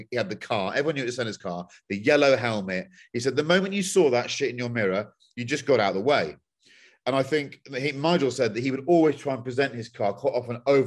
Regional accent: England, United Kingdom; as an English person there

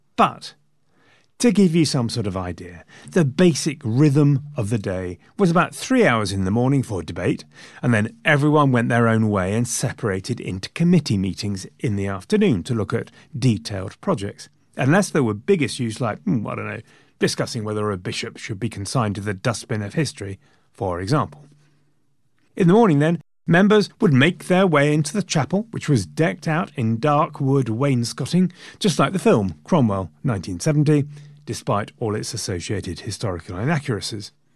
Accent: England, United Kingdom; I am also an Englishman

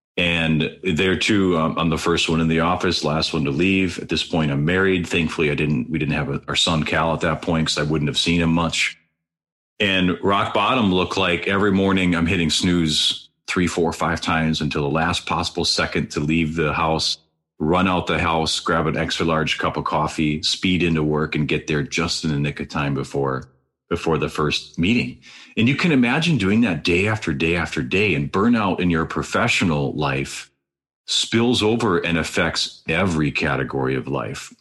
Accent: Wisconsin, United States; also born or lived in Green Bay, Wisconsin; Green Bay, where I grew up, that was just an hour, 15 minute drive straight north from my hometown

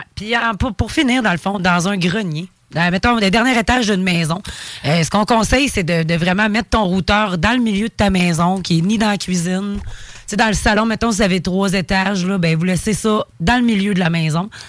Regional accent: Quebec, Canada; moi je suis québécoise d'abord à 100

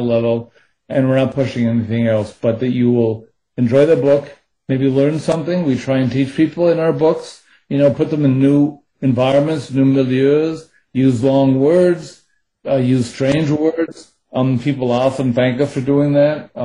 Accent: United States; I'm speaking as an American

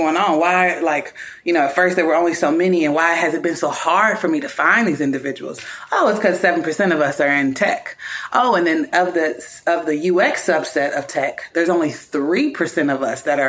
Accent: Kentucky, United States; moved away as an adult; moving back to my hometown of Kentucky

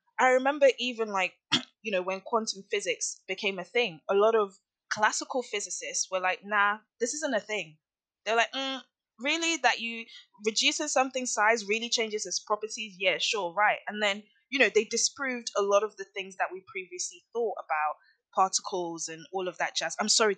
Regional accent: Nigeria; I am from a Nigerian heritage. I love Nigeria. I'm very, very in tune with my culture. I have family back home. I was born there. I am Nigerian.

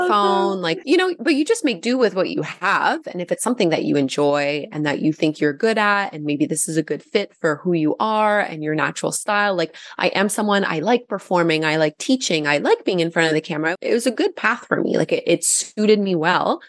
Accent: Gatineau, Quebec, Canada; now in Ottawa, Canada; I'm also French, like I'm from Gatineau originally.

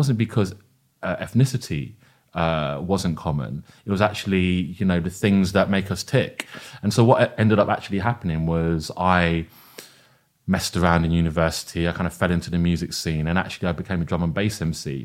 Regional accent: London, United Kingdom; I see my identity very much as rooted in, uh, a, as a Londoner

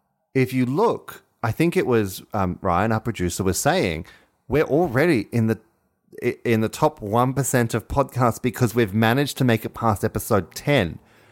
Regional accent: Australia; And we named a swimming pool after him because we are Australian.

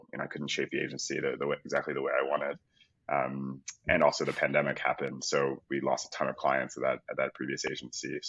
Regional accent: Philadelphia, Pennsylvania, United States; moved away; also born or lived in United Kingdom; I'm from Philadelphia originally.

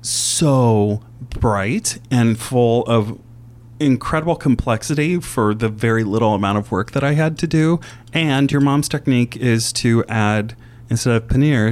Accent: Indiana, United States; I grew up in Indiana. I grew up in Indiana in a cornfield. We ate a lot of farm food, which is very German, salt and pepper, and maybe dried basil on a good day.

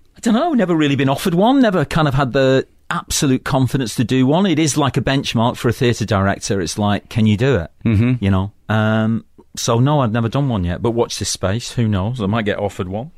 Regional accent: Manchester, North West England, United Kingdom; moved away; also born or lived in London; I come from Manchester, which is an industrial town in the northwest of England, and I come from a working class background

